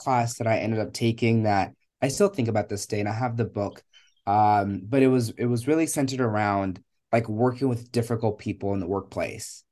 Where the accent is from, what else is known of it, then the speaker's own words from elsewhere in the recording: Richmond, Virginia, United States; also born or lived in Kenya; I was born in Kenya. And I came to the United States when I was eight years old. Um, and I have lived in Richmond, Virginia most of my life